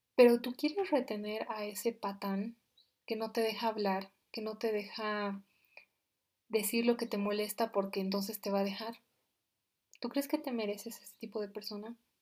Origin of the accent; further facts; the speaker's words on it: Bolivia; yo soy de Bolivia